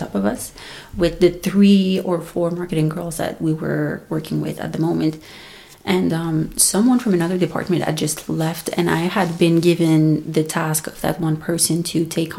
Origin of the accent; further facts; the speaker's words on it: Montreal, Quebec, Canada; first language French; English is a second language; also born or lived in Alberta; I'm from Montreal, Canada. French is my first language. English is my second language.